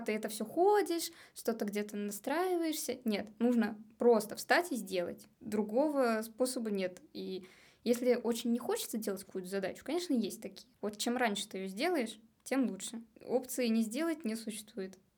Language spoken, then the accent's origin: Russian; Samara, Samara Oblast, Russia; moved away as an adult; now in Saint Petersburg, Russia; я из Самары, и когда я туда приезжаю, домой, я не чувствую больше, что это мой дом